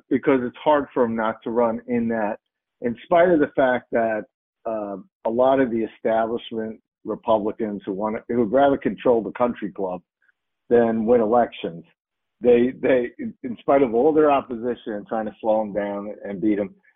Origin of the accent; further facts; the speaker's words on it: New York, United States; in my, my home state, New York, they don't require voter ID